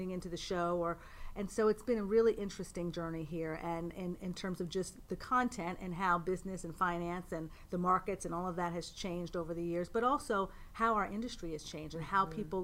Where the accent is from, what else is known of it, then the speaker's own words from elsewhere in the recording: Pittsburgh, Pennsylvania, United States; moved away as an adult; also born or lived in Boston / New York City; now in Westchester County, United States; I'm from Pittsburgh originally.